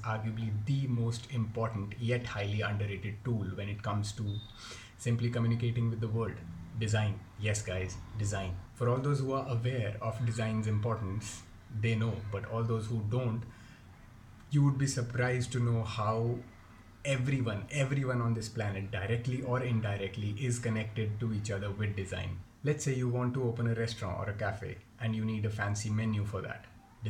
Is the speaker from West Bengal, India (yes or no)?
no; Jammu, Jammu and Kashmir, India; I come from Jammu